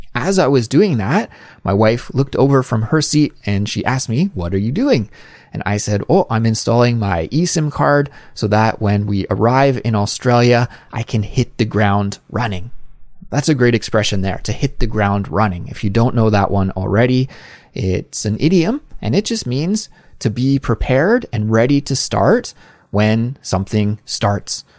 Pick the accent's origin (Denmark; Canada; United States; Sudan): Canada; now in South Korea; a Canadian living abroad in South Korea.